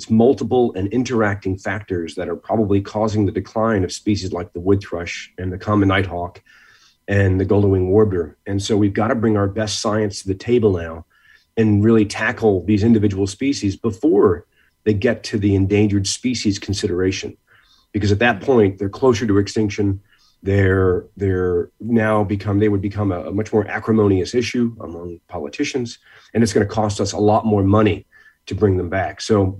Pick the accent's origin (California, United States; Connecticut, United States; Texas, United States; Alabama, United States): Connecticut, United States; Norwalk; growing up in Connecticut, I grew up in Norwalk, Connecticut, spent a lot of time at places like the Westport Nature Center and in New Haven.